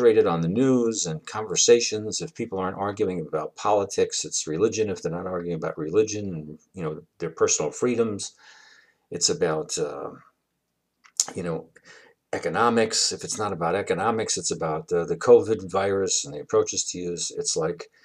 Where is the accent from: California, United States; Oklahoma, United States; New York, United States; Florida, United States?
New York, United States; New York City; growing up in Brooklyn, New York